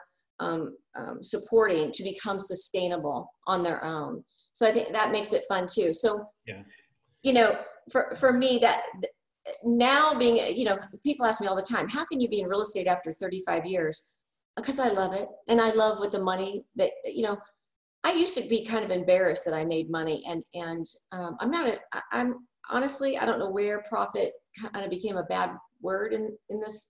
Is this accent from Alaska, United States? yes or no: yes; Wasilla, Alaska, United States; born or raised there